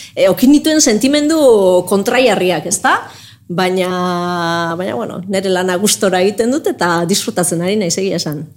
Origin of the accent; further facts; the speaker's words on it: Zumaia, Basque Country, Spain; futbol talde bat zegoelako nire herrian, zumaian